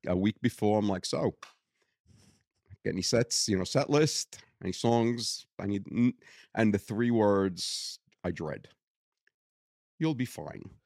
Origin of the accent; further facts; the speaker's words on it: Brooklyn, New York, United States; accent: Brooklyn; moved away; born and raised in Greenpoint, Brooklyn